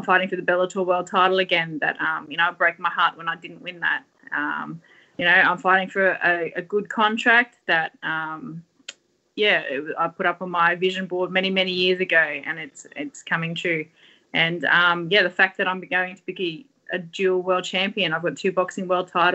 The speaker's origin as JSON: {"language": "English", "town": "Sydney", "region": "New South Wales", "country": "Australia", "said": "we're all from Western Sydney"}